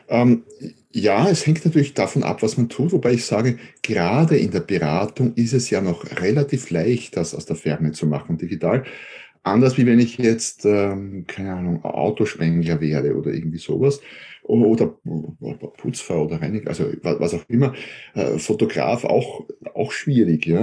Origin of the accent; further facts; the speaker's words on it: Austria; Ja, hallo, äh … ich bin Österreicher, wie man vermutlich hört, wohne ein Stück südlich von Wien